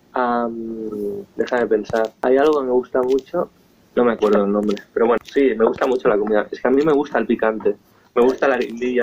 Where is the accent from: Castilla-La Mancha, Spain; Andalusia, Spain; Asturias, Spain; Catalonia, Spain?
Catalonia, Spain; Esplugues de Llobregat; Soy de Esplugas, nací en esta ciudad